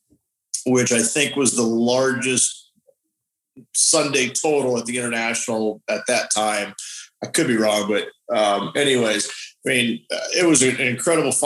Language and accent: English; Phoenix, Arizona, United States; moved away; also born or lived in El Paso, Texas; I was born in Phoenix